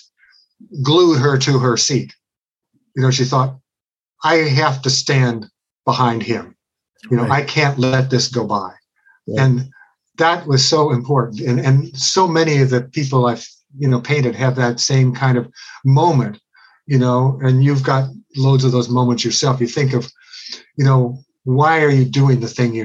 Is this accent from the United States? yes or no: yes; Cincinnati, Ohio, United States; I was growing up in Cincinnati